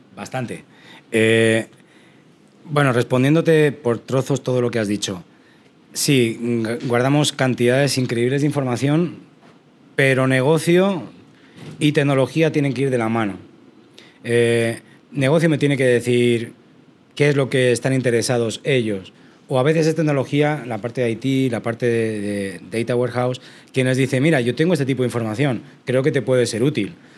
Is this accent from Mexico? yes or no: no; Spain; yo soy de España, entonces estudié en España en la Universidad de Salamanca